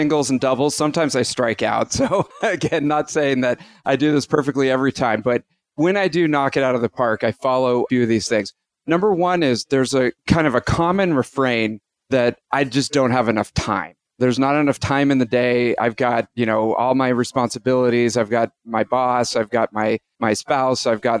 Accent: San Francisco, California, United States; I'm from San Francisco

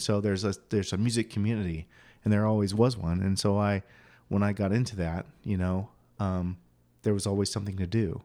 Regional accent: Quincy, Illinois, United States; moved away as an adult; now in Phoenix, United States; I grew up in Quincy, Illinois

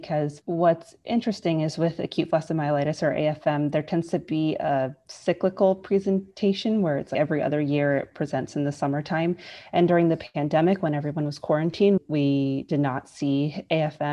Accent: Bay Area, California, United States; moved away as an adult; now in Los Angeles, United States; I'm originally from the Bay Area, California, but I've moved around all over for my medical training

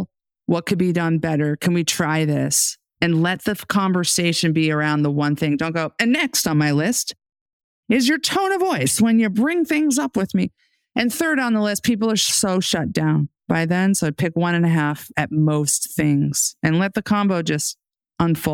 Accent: New York City, New York, United States; I grew up in the New York City metro area.

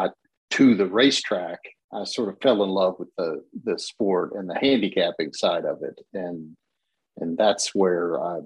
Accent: Lexington, Kentucky, United States; growing up in Lexington

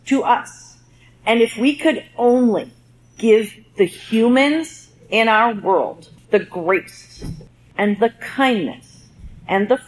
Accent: Southern Oregon, United States; I grew up in Southern Oregon with legit stock dogs

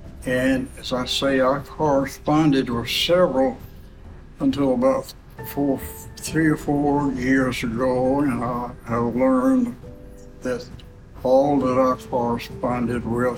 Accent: Bessemer, Alabama, United States; Oh, Bessemer, Alabama.

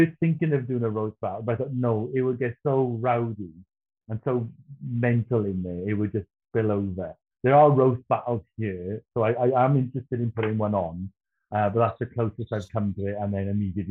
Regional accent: Wales, United Kingdom; being Welsh and gigging in Wales

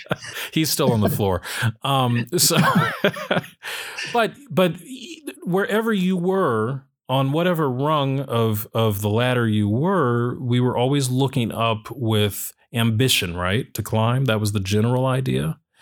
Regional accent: United States; I'll speak as an American

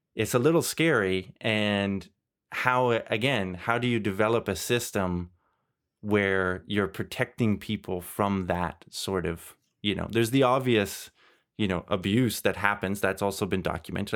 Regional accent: Canada; moved away as an adult; also born or lived in Germany; now in Belgium; I grew up in Canada

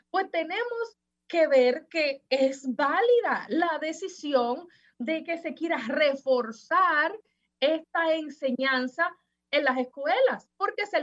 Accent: Dominican Republic; Si nosotros como dominicanos, ya para finalizar, no amamos a República Dominicana

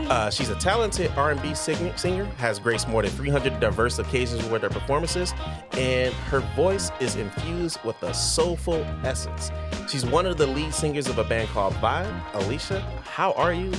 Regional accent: Detroit, Michigan, United States; now in Cedar Rapids, United States; I'm from Detroit

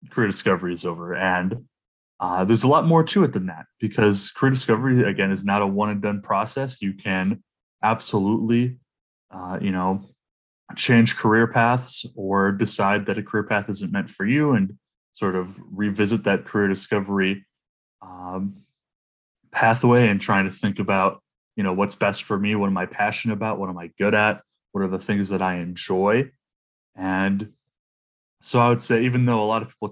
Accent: Toledo, Ohio, United States; moved away as an adult; in my hometown of Toledo, Ohio

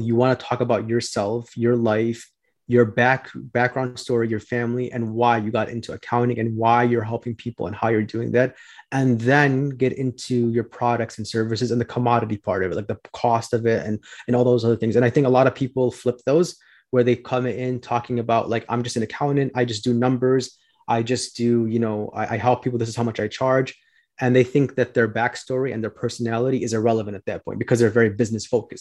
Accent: Chicago, Illinois, United States; I'm from Chicago, uh, born and raised here

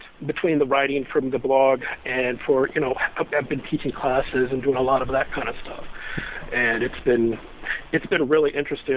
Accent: Akron, Ohio, United States; now in Kent, United States; I grew up in the Akron, Ohio area, south of Cleveland, on 4.5 acres

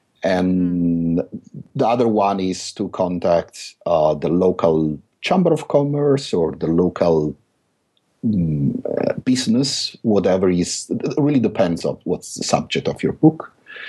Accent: London, United Kingdom; I believe part of the reason is because I'm from London.

